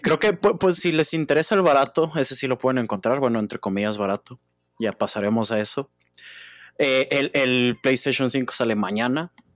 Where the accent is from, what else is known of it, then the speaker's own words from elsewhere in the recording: Mexico; los tres somos de México